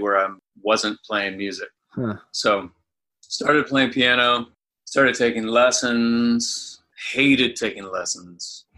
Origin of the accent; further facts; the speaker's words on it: Anderson, Indiana, United States; I grew up in Indiana in Anderson